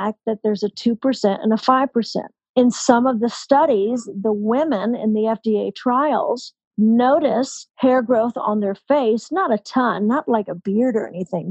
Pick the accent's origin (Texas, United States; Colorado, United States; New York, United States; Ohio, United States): Texas, United States; I'm an 80s kid. I grew up in Texas.